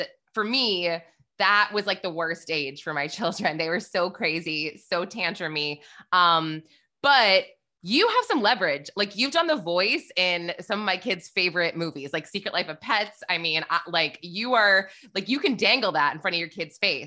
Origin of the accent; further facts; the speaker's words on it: New Hampshire, United States; now in New York City, United States; I'm actually from New Hampshire and for a while I live in New York City. I live in Manhattan now